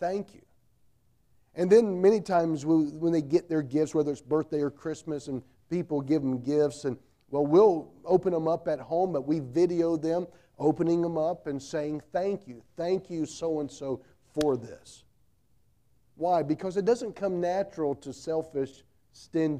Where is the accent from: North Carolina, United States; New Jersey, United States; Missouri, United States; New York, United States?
North Carolina, United States; I grew up in North Carolina